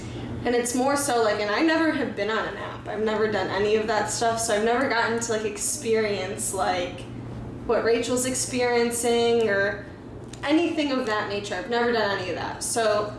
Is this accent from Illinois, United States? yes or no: yes; Chicago, Illinois, United States; I'm from Chicago.